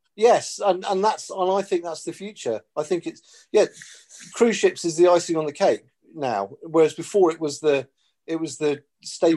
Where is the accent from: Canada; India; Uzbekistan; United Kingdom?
United Kingdom; Porthleven, South West England; moved away; I grew up in West Cornwall, and yeah. it reminds me of growing up in Porthleven.